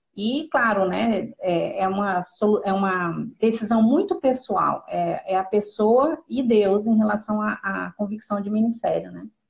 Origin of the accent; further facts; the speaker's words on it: Pedro Juan Caballero, Amambay, Paraguay; moved away; Na época a gente morava no Paraguai, em Pedro Juan Cavalheiro.